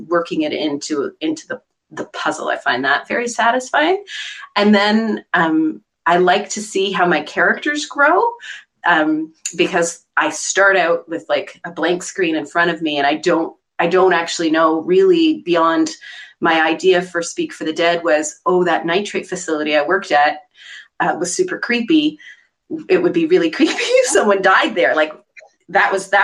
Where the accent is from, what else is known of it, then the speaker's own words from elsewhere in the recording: Eastern Townships of Quebec, Canada; moved away; I'm actually from the Eastern Townships of Quebec, which is where Louise Penny is from